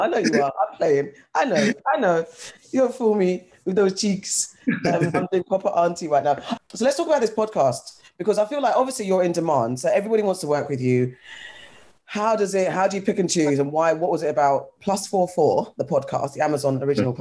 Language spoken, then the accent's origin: English; London, United Kingdom; being from London myself, I haven't lived anywhere else